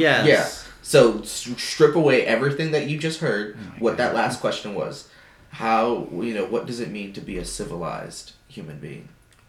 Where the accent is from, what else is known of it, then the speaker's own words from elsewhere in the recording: California, United States; English is a second language; I'm from Cali.